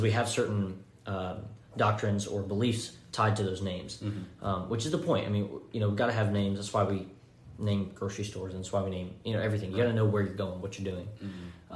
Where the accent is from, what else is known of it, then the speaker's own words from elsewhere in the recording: Florence, Alabama, United States; moved away as an adult; now in Henderson, Tennessee, United States; I'm from Florence, Alabama, is where my family lives